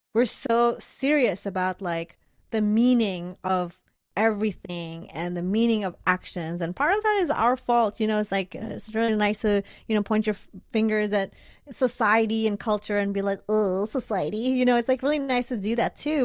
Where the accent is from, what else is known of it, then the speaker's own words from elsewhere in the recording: Bangladesh; now in United States; I grew up in Bangladesh